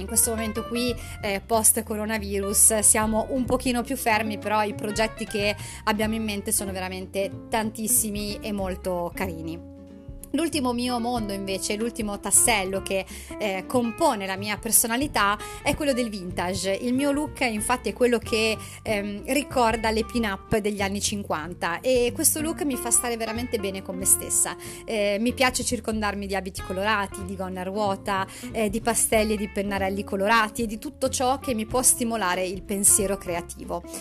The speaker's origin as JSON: {"language": "Italian", "region": "Emilia-Romagna", "country": "Italy", "said": "alla mia terra, quindi alla, alla Romagna"}